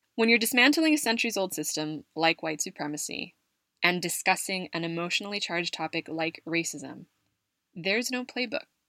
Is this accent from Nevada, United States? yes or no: no; California, United States; moved away as an adult; now in Madrid, Spain; my arrival in Madrid from my home state of California